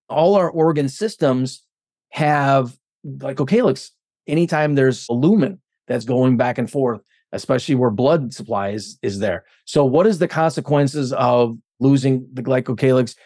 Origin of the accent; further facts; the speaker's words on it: Stevens Point, Wisconsin, United States; I'm from Stevens Point